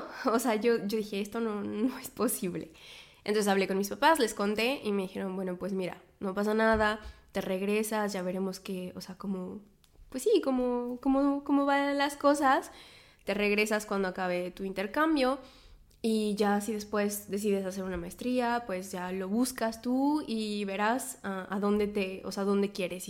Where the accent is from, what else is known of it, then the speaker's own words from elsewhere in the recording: Mexico; moved away as an adult; also born or lived in Poitiers, France / south of France; now in Paris, France; soy mexicana, vivo en Francia, en este momento vivo en París